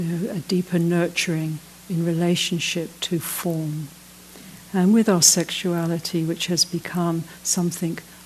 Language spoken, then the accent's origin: English; United Kingdom; moved away as an adult; also born or lived in Ireland; now in South Africa; I'm from Britain